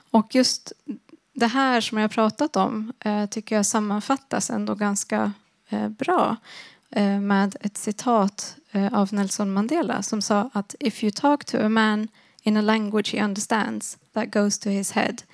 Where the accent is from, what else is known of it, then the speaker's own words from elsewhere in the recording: Sweden; first language Swedish; hårdare när det var på svenska, på mitt första mm. språk. Men inte fullt lika hårt när det var på mitt andra språk.